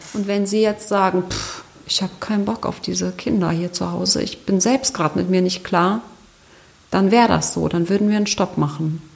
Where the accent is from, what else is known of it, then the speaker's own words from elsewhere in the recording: Germany; bei uns in Deutschland